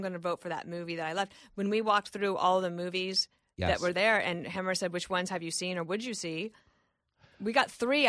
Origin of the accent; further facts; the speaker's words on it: Colorado, United States; I'm not 14, and I love it. But I am from Colorado.